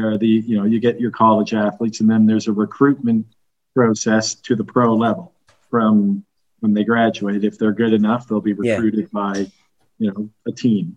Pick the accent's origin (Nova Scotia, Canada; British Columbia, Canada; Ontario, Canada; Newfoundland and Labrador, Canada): Nova Scotia, Canada; now in Dubai, United Arab Emirates; I'm from Nova Scotia.